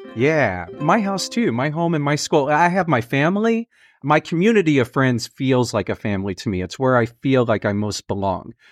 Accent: Fort Worth, Texas, United States; now in New York City, United States; I'm from Fort Worth. I'm from Texas

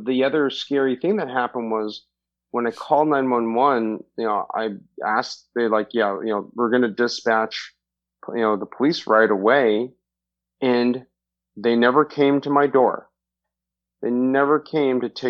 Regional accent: Orange County, Southern California, United States; I grew up in Southern California in Orange County

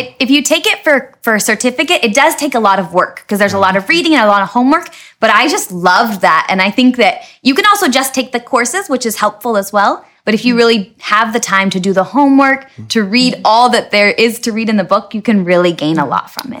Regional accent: Dayton, Washington, United States; moved away as an adult; also born or lived in Tri-Cities, Washington; now in Bolivia; I grew up in Dayton, Washington

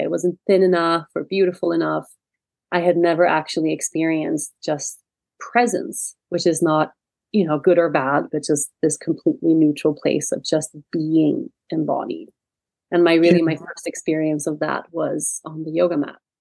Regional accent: Sweden; moved away as an adult; I was born and raised in Sweden. And I lived in Sweden until I was about 18 years old.

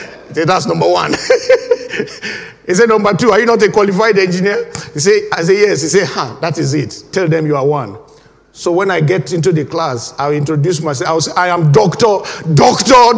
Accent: Nigeria; moved away as an adult; now in United Kingdom; When I first came into this country, I was fresh from Nigeria

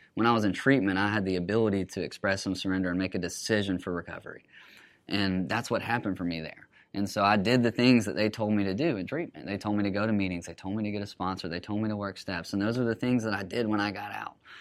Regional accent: Huntsville, Alabama, United States; I'm from Huntsville, so grew up around there

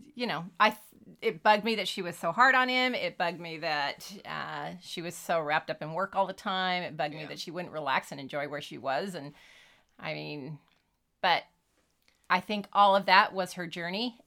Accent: California, United States; growing up in California in the '70s

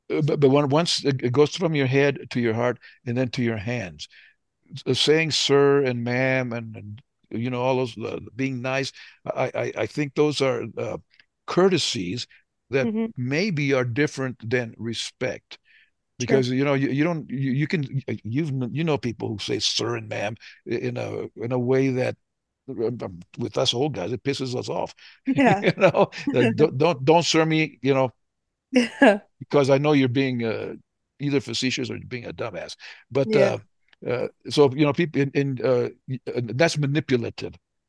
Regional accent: the South, United States; moved away; We're from the South

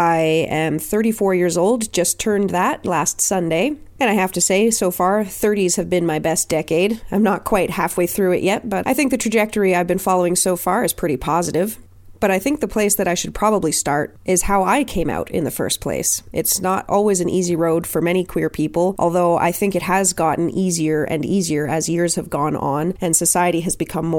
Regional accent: Nova Scotia, Canada; also born or lived in Germany / Alberta; now in Ontario, Canada; I was born in Nova Scotia, lived in Germany, then Alberta, then back to Nova Scotia, and now I'm in Ontario

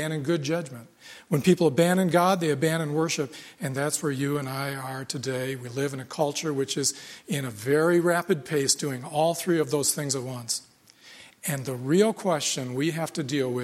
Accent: United States; I grew up in America

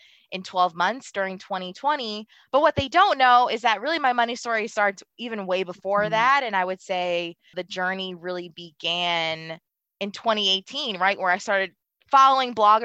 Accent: Baltimore, Maryland, United States; I really grew up in an environment. I'm from Baltimore City. You know, I grew up in a household full of love

